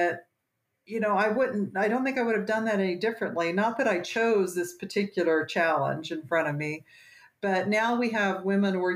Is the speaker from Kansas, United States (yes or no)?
yes; Western Kansas, United States; moved away as an adult; now in Colorado, United States; I grew up in Western Kansas